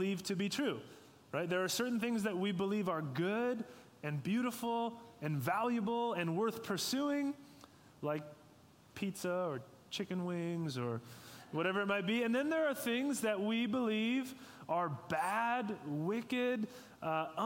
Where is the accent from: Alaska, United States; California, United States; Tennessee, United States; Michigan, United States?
California, United States; Sacramento; I grew up in Sacramento, and just a few minutes away from the American River